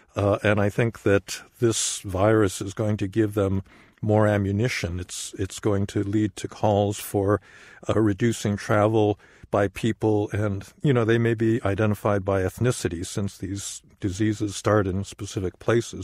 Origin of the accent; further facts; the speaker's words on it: United States; as an American